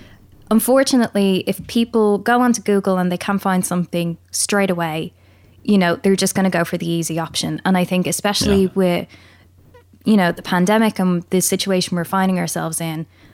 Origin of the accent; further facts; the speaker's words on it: Pakistan; I was so racially bullied as a kid because I was different, because I was from Pakistan.